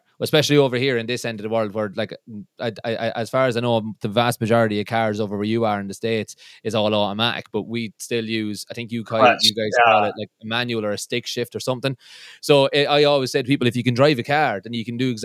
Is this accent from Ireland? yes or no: yes; Midlands, Ireland; I'm from the Midlands in Ireland, and if there's an A in anything, we put about 7 A's after that initial